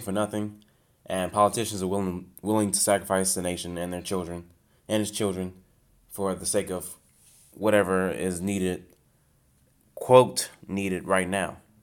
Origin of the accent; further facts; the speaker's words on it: United States; I'm an American